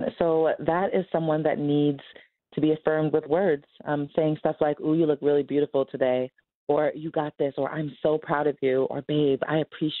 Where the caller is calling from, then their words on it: Seattle, Washington, United States; Seattle, Washington.